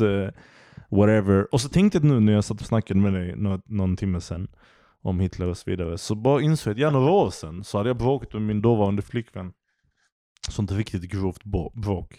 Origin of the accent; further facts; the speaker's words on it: Malmö, Skåne, Sweden; jag är uppvuxen i Malmö